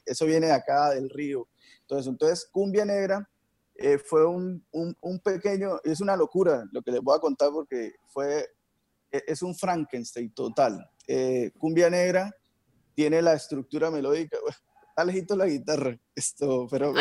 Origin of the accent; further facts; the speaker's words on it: Barrancabermeja, Santander, Colombia; soy de Barranca Bermeja, aquí pasa el río en Magdalena Medio